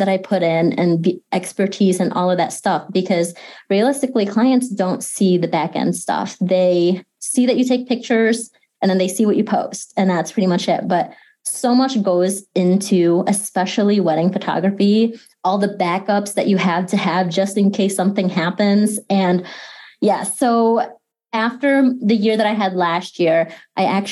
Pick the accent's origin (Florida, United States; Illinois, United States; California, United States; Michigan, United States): Michigan, United States; Grand Rapids; also born or lived in Philippines; I am based here in Grand Rapids. I've been here pretty much my entire life. I was born in the Philippines and I lived there for the first 5-6 years of my life before we moved here